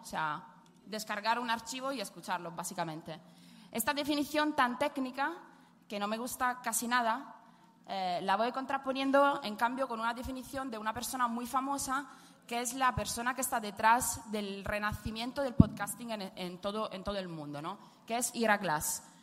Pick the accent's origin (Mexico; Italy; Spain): Italy; accent: Italian; Spanish is a second language; moved away; soy italiana, como pueden escuchar por mi acentillo